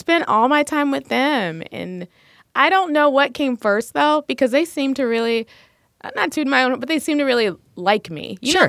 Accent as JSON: {"language": "English", "town": "Little Rock", "region": "Arkansas", "country": "United States", "tie": "born or raised there", "moved": "yes", "said": "Well, I grew up in Little Rock, Arkansas, blue-collar family, so my parents worked all the time"}